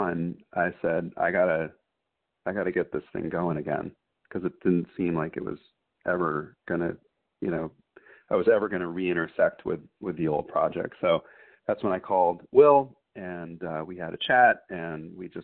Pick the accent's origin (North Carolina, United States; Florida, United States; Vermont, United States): Vermont, United States; I'm from Vermont, so one room schoolhouses, even when I was a kid, were a thing